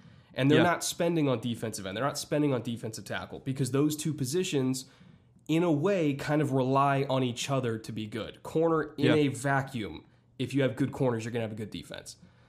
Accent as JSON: {"language": "English", "region": "Southern California", "country": "United States", "said": "I'm from Southern California, but my dad worked in Houston when I was growing up."}